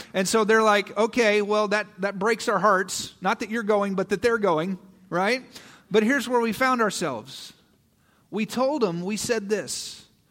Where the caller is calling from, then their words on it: Kansas City, Missouri, United States; we have been now in Kansas City for a year, right? We felt the Lord calling us to move to Kansas City